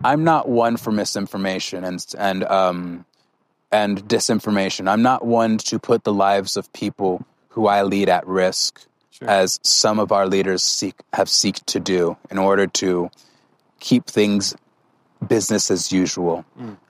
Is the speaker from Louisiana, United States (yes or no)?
no; California, United States; now in Colorado, United States; my hometown, I came from California